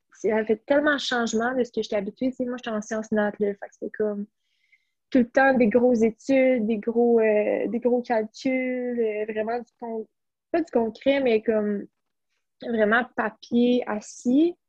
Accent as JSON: {"language": "French", "town": "Blainville", "region": "Quebec", "country": "Canada", "tie": "born or raised there"}